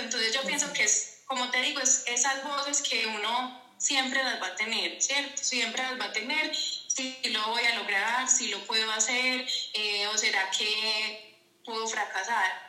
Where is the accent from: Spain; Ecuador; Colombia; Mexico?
Colombia; Paisa, Antioquia; also born or lived in Envigado, Antioquia; vivo en Envigado, Antioquia, eh, paisa, paisa.